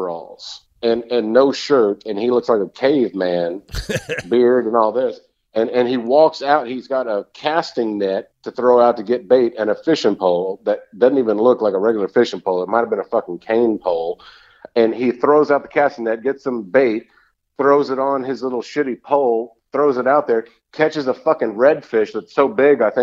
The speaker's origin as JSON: {"language": "English", "region": "South Texas", "country": "United States", "tie": "born or raised there", "moved": "yes", "said": "where I grew up in South Texas"}